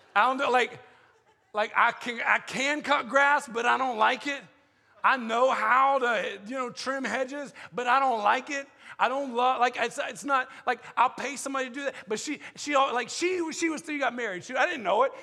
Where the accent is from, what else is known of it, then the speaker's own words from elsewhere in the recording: the South, United States; I'm from the South